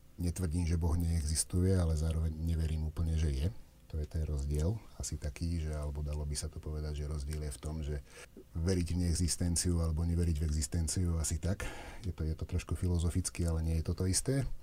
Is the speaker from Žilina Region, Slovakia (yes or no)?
no; Osenice, Záhorie, Trnava Region, Slovakia; now in Zvolen, Slovakia; ja som z Osenice, to je záhorie, tam fúkalo tiež vždy dosť. Tuto som teraz v tejto kotlinke, tu už menej fúka